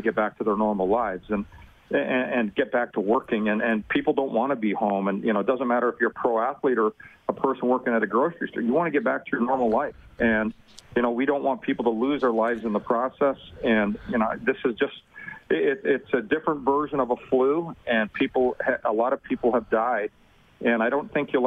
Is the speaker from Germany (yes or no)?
no; Edmonton, Alberta, Canada; I grew up in Edmonton